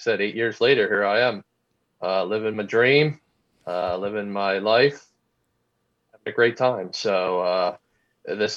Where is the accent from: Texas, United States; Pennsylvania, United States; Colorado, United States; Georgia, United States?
Pennsylvania, United States; Boyertown; I was born and raised a small town in Pennsylvania, Boyertown, Pennsylvania